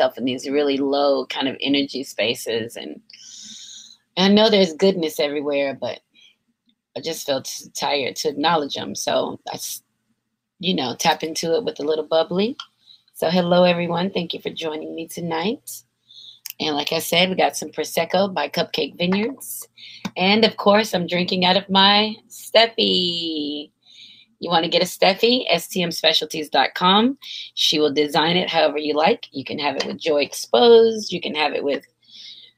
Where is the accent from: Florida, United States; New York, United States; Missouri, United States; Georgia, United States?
Georgia, United States; Kingston; my hometown of Cartersville, Kingston, Georgia